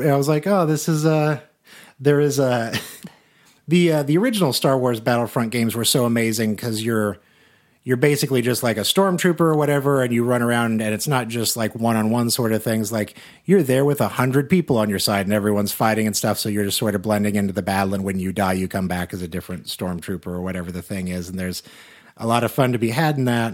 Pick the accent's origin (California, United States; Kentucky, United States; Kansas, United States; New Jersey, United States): Kansas, United States; Salina; moved away; my hometown of Salina, Kansas